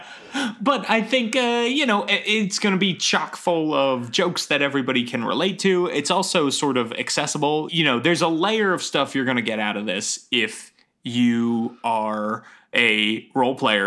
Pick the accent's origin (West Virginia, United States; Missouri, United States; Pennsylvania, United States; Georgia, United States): Pennsylvania, United States; Philadelphia; also born or lived in Atlanta; now in Silver Spring, United States; I'm from the Philadelphia area originally